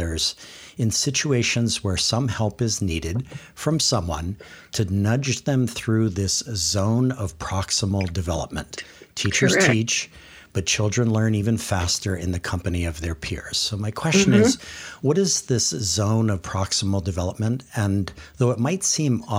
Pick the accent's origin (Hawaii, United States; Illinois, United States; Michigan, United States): Hawaii, United States; Kahaluu; I have five brothers and one sister, and we grew up in Kahalu on the Windward side.